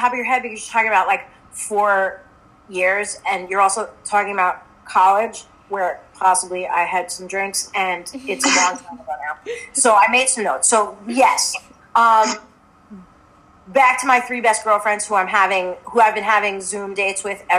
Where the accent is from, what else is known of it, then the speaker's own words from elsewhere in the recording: Long Island, New York, United States; I grew up on Long Island